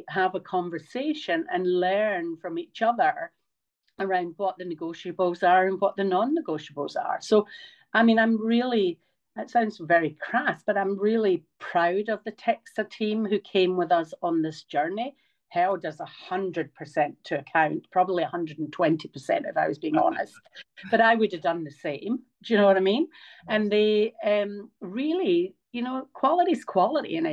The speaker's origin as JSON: {"language": "English", "region": "Scotland", "country": "United Kingdom", "also_born_or_lived": "Queensland, Australia", "moved": "yes", "lives_now": "Australia", "said": "I'm Scottish"}